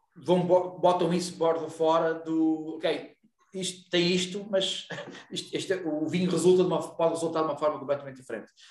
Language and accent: Portuguese; Ponte de Lima, Norte, Portugal; eu sou de Ponte Lima e eu, eu cresci a beber uh, os tintos Loureiros